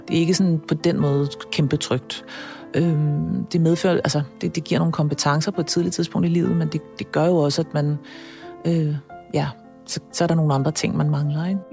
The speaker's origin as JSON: {"language": "Danish", "town": "Copenhagen", "region": "Capital Region of Denmark", "country": "Denmark", "tie": "born or raised there", "said": "jeg er født og opvokset på Østerbro på, øh, i her i København"}